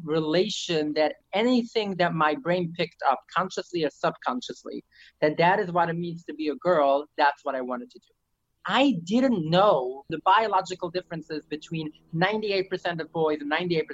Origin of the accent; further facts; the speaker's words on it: New York City, New York, United States; first language Yiddish; English is a second language; I lived in New York City and I didn't speak English until I was 20